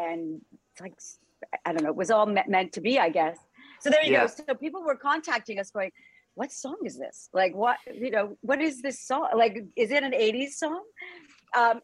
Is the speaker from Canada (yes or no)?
yes; Canada; accent: Canadian; my Canadian accent